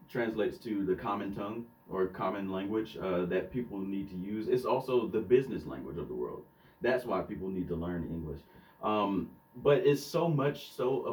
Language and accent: English; the South, United States; I clean it up on the podcast, my accent, I clean it up, but I'm definitely from the South